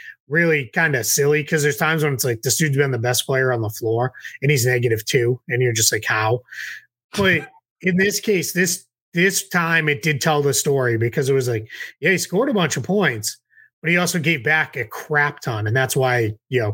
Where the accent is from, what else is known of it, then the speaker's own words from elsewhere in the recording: Massachusetts, United States; now in the South, United States; I grew up in Massachusetts